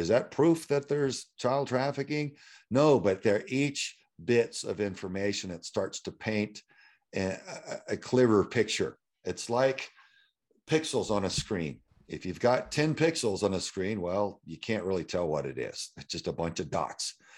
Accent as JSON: {"language": "English", "town": "Houston", "region": "Texas", "country": "United States", "tie": "born or raised there", "said": "that I had grown up, uh, there's a street called nineteen sixty, uh, North side of Houston that a lot of my friends lived on"}